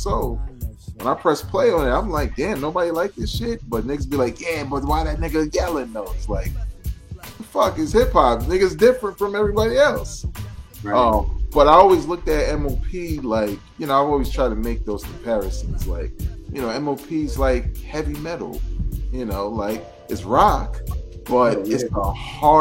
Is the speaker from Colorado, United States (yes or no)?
no; New York City, New York, United States; I'm from Brooklyn